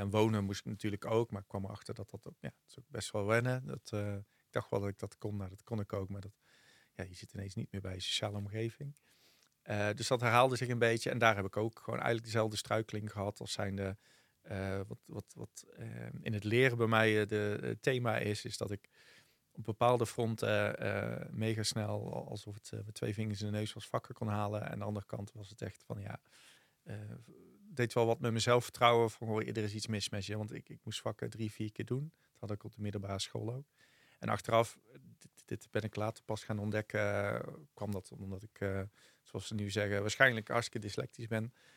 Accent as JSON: {"language": "Dutch", "town": "Vught", "region": "North Brabant", "country": "Netherlands", "tie": "born or raised there", "also_born_or_lived": "'s-Hertogenbosch", "accent": "Brabant", "said": "ik kom uit Vught, eh, geboren in Getogen, formeel geboren in Den Bosch"}